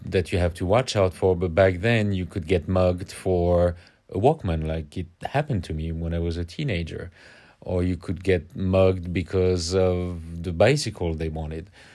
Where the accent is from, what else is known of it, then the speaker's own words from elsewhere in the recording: Paris, Île-de-France, France; accent: French; English is a second language; moved away; growing up in Paris